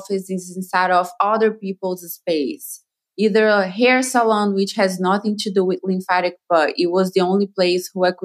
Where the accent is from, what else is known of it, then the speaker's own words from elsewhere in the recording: Brazil; English is a second language; moved away as an adult; now in Beverly Hills, United States; I am from Brazil. I learned everything in Brazil.